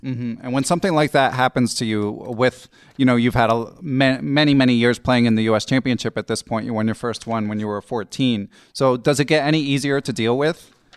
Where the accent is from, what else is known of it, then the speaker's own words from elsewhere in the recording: Philadelphia, Pennsylvania, United States; I grew up in Philly, I used to play in New York a fair amount